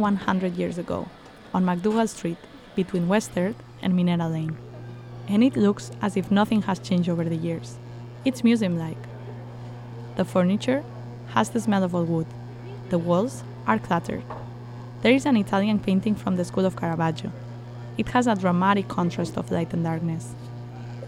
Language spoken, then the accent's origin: English; Barcelona, Catalonia, Spain; now in New York City, United States; I am from Barcelona, a city where historical coffee houses are sadly disappearing